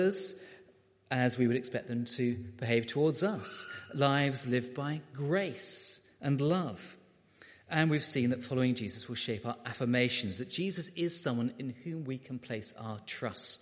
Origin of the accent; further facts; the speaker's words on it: Beckenham, London, United Kingdom; I was a boy growing up in Beckenham in South London